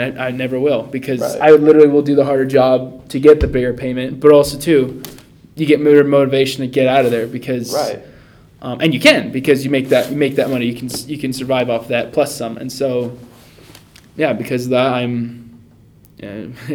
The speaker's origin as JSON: {"language": "English", "town": "Long Beach", "region": "California", "country": "United States", "tie": "born or raised there", "moved": "as an adult", "lives_now": "Rexburg, United States", "said": "I'm a guy from Long Beach, California, born and raised"}